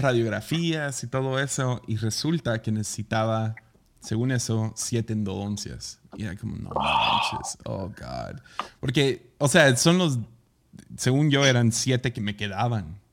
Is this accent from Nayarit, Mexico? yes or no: yes; Tepic, Nayarit, Mexico; cuando cumplí 18, salí de Tepica a trabajar a Estados Unidos por unos meses